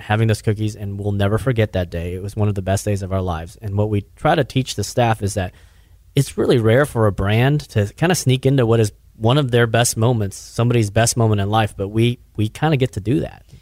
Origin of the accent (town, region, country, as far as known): Richardson, Texas, United States; born or raised there